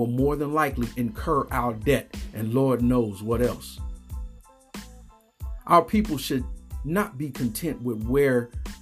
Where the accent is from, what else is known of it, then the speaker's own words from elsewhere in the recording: United States; Black American men